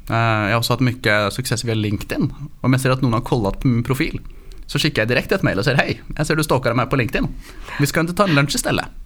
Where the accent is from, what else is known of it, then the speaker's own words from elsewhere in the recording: Oslo, Norway; born there; accent: Norwegian; Swedish is a second language; Som du hör så bryter jag lite på norsk. Mm. Jag är um, född i Oslo, mamma är från San Francisco.